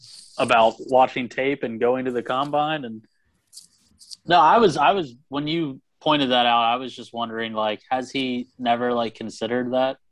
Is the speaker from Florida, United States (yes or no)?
yes; Jacksonville, Florida, United States; I'm from Duval.